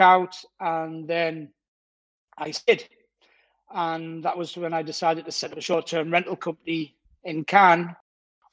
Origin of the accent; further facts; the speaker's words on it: Durham, North East England, United Kingdom; accent: Geordie; moved away as an adult; also born or lived in Scotland; now in Cannes, France; Originally, I'm from Durham, so yeah, the northeast of England. So that's where I grew up till I was 25.